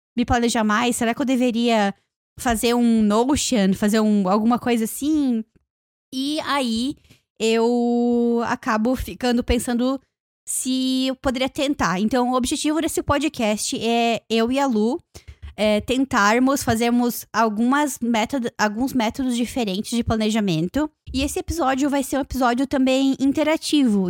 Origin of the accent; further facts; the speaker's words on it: Joinville, Santa Catarina, Brazil; now in Toronto, Canada; lá na minha cidade, quando eu fui viajar para Joinville